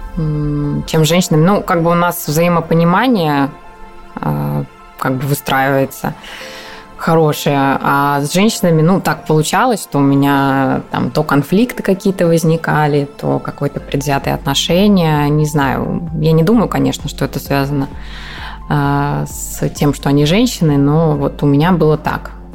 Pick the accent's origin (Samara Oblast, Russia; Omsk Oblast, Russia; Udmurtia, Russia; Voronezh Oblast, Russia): Voronezh Oblast, Russia; Voronezh; moved away; я там сама из Воронежа